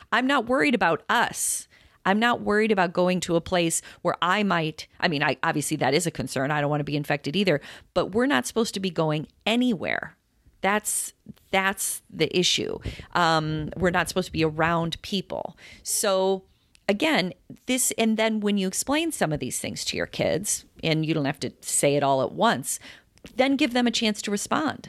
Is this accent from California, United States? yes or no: no; Chicago, Illinois, United States; we're from Chicago, Todd